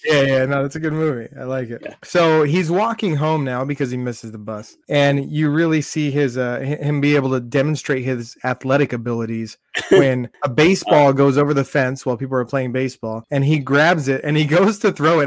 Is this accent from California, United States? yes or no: yes; Southern California, United States; I grew up in Southern California, so everything was outdoors